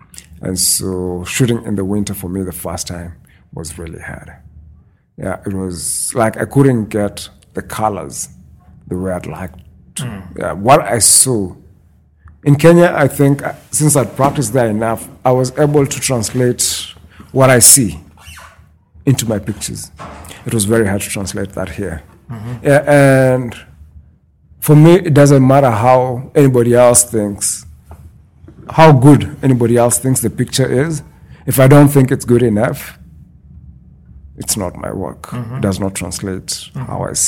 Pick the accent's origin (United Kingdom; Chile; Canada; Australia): Canada; Moncton, New Brunswick; moved away as an adult; now in Saskatchewan, Canada; New Brunswick. Mm-hmm. Yeah. Born and bred in Moncton, New Brunswick.